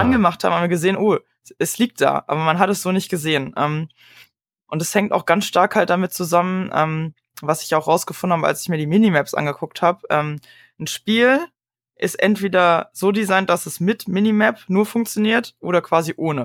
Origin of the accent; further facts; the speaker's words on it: Berlin, Germany; ich komme ja aus Berlin